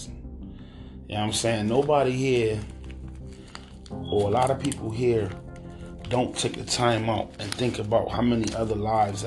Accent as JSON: {"language": "English", "town": "Hartford", "region": "Connecticut", "country": "United States", "tie": "born or raised there", "said": "This is my hometown, my home state"}